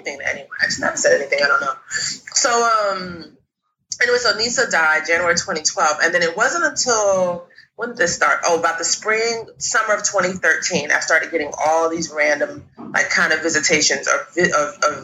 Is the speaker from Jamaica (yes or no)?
yes; Jamaica; now in New York, United States; we're Jamaican